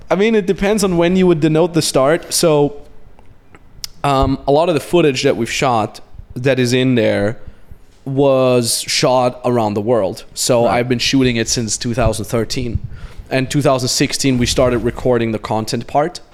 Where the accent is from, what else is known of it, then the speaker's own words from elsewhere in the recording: Austria; moved away; we came to Austria to my hometown